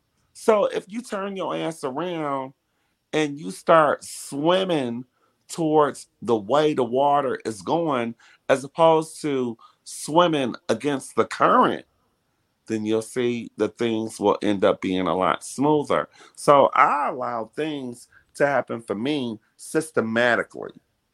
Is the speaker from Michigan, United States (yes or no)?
yes; Detroit, Michigan, United States; back in the day when I was growing up in Detroit, because that's where I grew up. I grew up in Detroit.